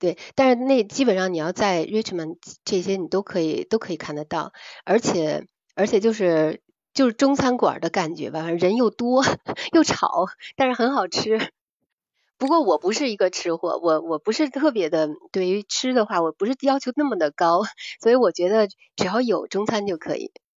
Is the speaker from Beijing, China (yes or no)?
yes; Beijing, China; 像我们我是北京人嘛，然后那个烤鸭的话，其实在这边也能买得到。